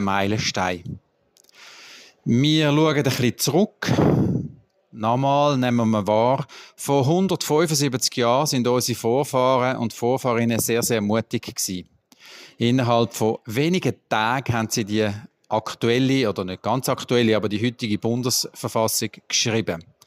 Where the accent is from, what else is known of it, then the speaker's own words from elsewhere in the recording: Bern, Switzerland; Bei uns in Bern